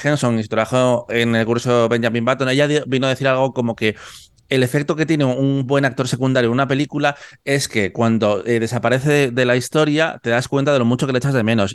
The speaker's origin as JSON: {"language": "Spanish", "region": "Cantabria", "country": "Spain", "said": "Yo no soy vasco, yo soy de Cantabria"}